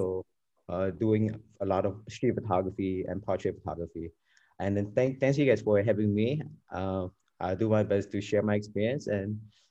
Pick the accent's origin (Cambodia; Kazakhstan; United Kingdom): Cambodia; Phnom Penh; moved away as an adult; now in United States; So born and raised in Phnom Penh, and I only moved to around Tukok area around 2015. Before I live around the Kandao Market area, around the riverside.